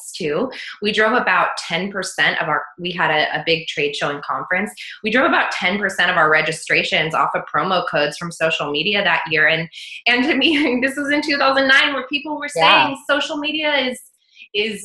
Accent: United States; also born or lived in Australia; as an American

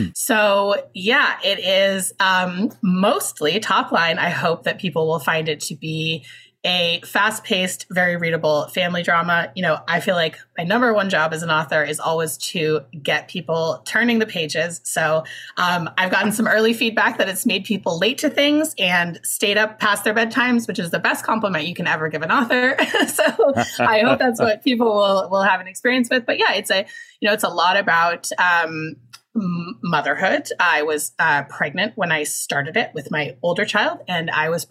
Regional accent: Seattle, Washington, United States; my hometown, which is Seattle, Washington, which is a place that's changed a great deal since I was growing up here

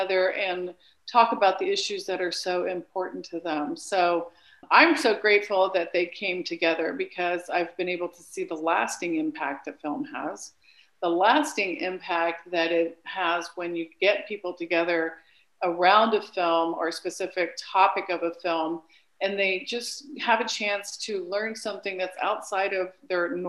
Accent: Lima, Peru; moved away; I grew up in Lima, Peru

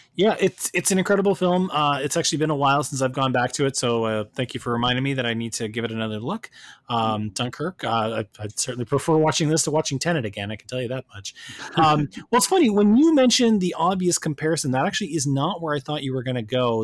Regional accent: Canada; left me as a Canadian

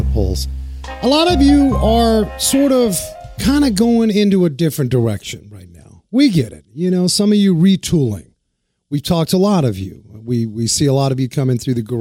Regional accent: New York City, New York, United States; also born or lived in Germany; I was right across the way, the Harlem River in Washington Heights

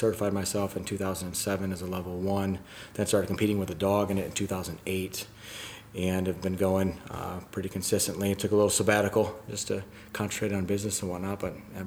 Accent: Flint, Michigan, United States; now in Jacksonville, United States; I'm from Jacksonville, Florida, originally from Michigan

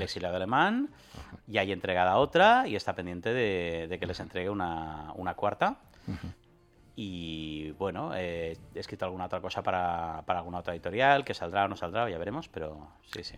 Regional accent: Catalonia, Spain; los, cuatro jugadores somos catalanes

